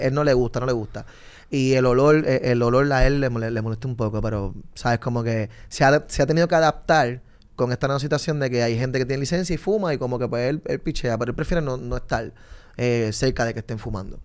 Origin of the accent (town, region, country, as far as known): Puerto Rico